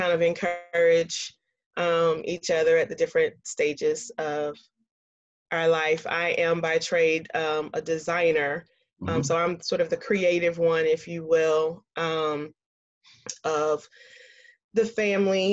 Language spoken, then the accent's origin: English; Columbia, South Carolina, United States; moved away; Born and raised in Columbia, South Carolina, grew up in the South, military brat